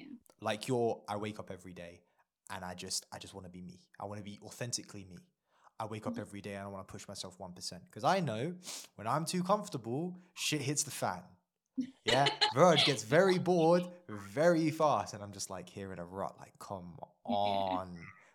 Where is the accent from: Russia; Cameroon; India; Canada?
India; India holds a special place in my heart. Not because I'm Indian. I forget that I am sometimes, yeah, despite the skin color.